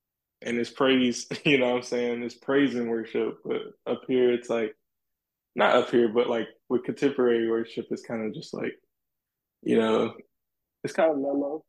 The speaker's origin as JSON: {"language": "English", "region": "South Carolina", "country": "United States", "tie": "born or raised there", "said": "because where I'm from South Carolina, so I grew up around a lot of the gospel music."}